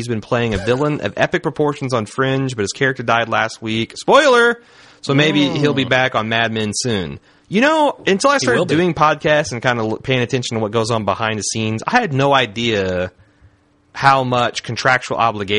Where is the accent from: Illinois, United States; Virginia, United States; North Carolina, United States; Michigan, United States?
North Carolina, United States; Winston-Salem; Weiner's directing a movie with Amy Poehler, Owen Wilson, and Zach Galifianakis that's filming in my hometown of Winston-Salem, North Carolina.